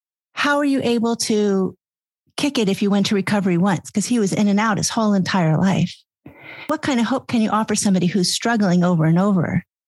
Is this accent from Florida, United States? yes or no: yes; North Miami Beach, Florida, United States; My mother was from the Bronx, and I grew up in North Miami Beach.